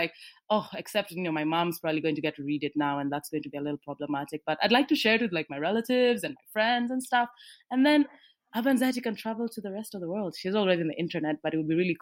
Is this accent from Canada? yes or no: no; Kenya; I'm a Kenyan girl who writes comics